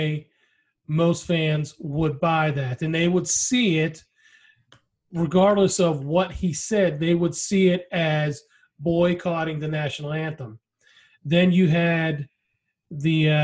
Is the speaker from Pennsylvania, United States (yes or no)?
yes; Pittsburgh, Pennsylvania, United States; the Steelers, you know, since that was my hometown team